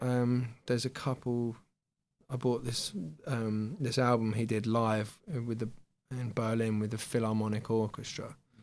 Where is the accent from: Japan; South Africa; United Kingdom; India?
United Kingdom; Essex, East of England; now in Bishop's Stortford, United Kingdom; I was born in Essex, but then, yeah, I live just up the road in Hertfordshire, probably about 5 miles up the road in a place called Bishop Stortford, which is technically Hertfordshire, despite being surrounded by Essex